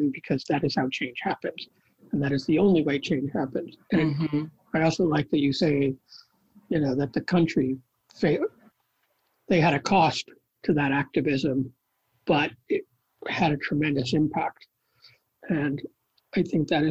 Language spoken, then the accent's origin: English; Rochester, United States; my hometown in Rochester